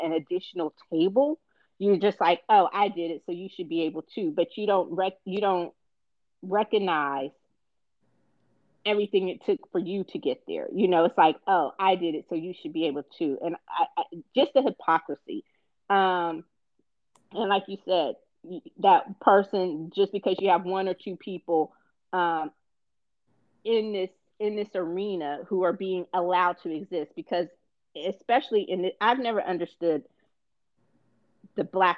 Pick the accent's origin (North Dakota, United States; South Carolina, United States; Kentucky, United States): South Carolina, United States; You cannot tell me as a Black man growing up in South Carolina that racism doesn't exist.